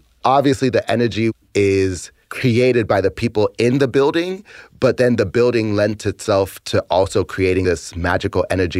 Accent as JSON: {"language": "English", "town": "Boston", "region": "Massachusetts", "country": "United States", "tie": "born or raised there", "also_born_or_lived": "San Francisco", "moved": "as an adult", "said": "I'm originally from Boston, Massachusetts, and I was born and raised there."}